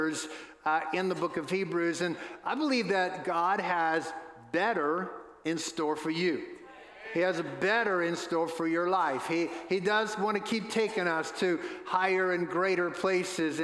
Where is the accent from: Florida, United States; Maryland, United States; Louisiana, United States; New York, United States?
Louisiana, United States; New Orleans; now in Asheville, United States; Where I grew up in New Orleans, home of the New Orleans Saints